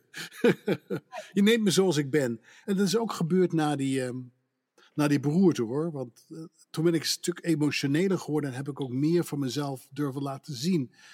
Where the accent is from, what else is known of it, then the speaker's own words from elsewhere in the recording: Netherlands; accent: Dutch; moved away as an adult; also born or lived in Pennsylvania / Newport, Vermont; now in United States; ik kwam daar net als een Hollander tussenin